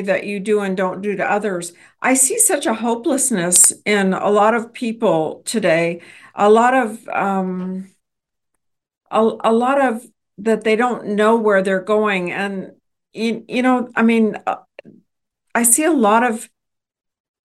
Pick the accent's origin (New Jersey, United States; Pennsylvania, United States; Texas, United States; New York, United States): Texas, United States; as a Texan